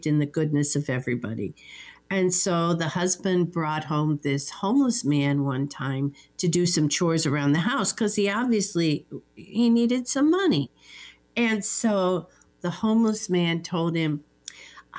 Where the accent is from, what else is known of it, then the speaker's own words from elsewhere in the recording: Cincinnati, Ohio, United States; I was born and raised in Cincinnati